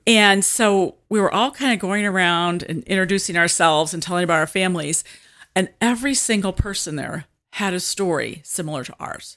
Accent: Washington, Illinois, United States; also born or lived in Germantown Hills, Illinois / Metamora, Illinois / Bushnell, Illinois; Peoria area. Actually, I grew up in Washington

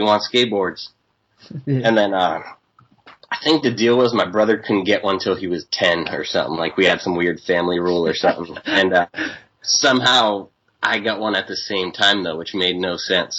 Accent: Waltham, Massachusetts, United States; now in San Diego, United States; I was born in Waltham

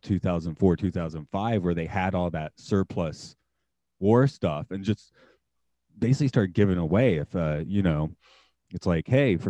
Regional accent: United States; now in Japan; as an American

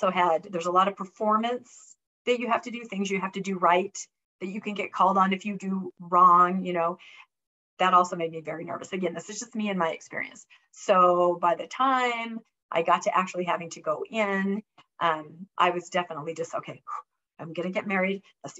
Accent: Washington, United States; because I grew up in Washington State.

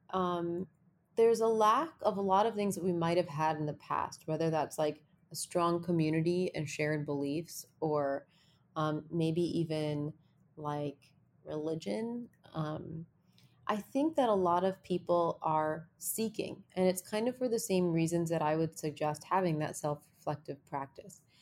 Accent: New Jersey, United States; I grew up in New Jersey

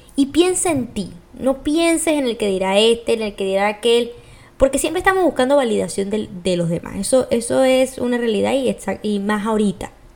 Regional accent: Venezuela; yo, como soy de Venezuela

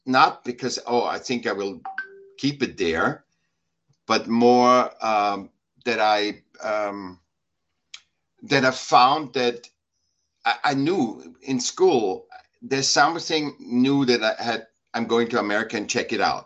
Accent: Vienna, Austria; now in California, United States; I was born in Vienna, Austria

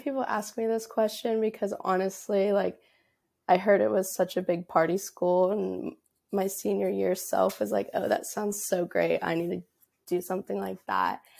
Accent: Dallas, Texas, United States; moved away as an adult; now in Baton Rouge, United States; originally, I'm from, like, the Dallas area of Texas

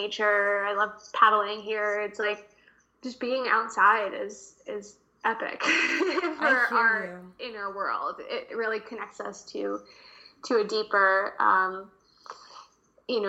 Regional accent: New Jersey, United States; moved away; also born or lived in New York City / Los Angeles; growing up in New Jersey

